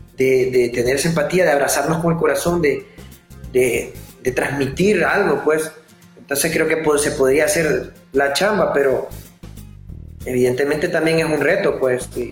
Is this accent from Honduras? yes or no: yes; Honduras; moved away as an adult; yo me fui de Honduras, yo estuve como seis años fuera de Honduras. Entonces yo regresé a finales de 2014